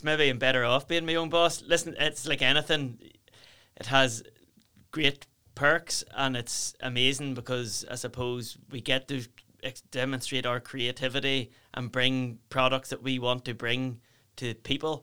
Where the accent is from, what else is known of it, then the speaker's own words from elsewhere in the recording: South Down, Northern Ireland, United Kingdom; we're from South Down